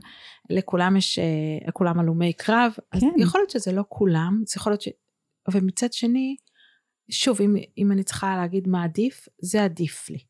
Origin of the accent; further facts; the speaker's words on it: Bethlehem of Galilee, Northern District, Israel; moved away as an adult; also born or lived in Tel Aviv; אני מבית לחם הגלילית